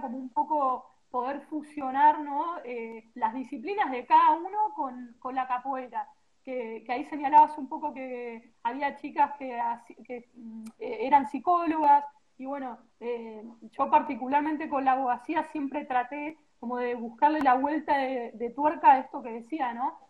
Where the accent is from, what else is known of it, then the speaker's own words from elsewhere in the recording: Argentina; yo soy de Argentina